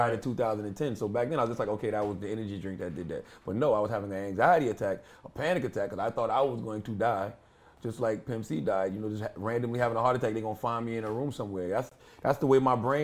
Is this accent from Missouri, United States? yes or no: no; South Carolina, United States; now in New Jersey, United States; I had just moved back with my mother in South Carolina